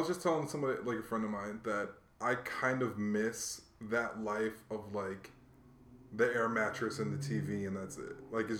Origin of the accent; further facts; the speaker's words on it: Hawaii, United States; I'm from Hawaii because I consider myself from Hawaii. I spent most of my life there compared to other places. But my dad was military.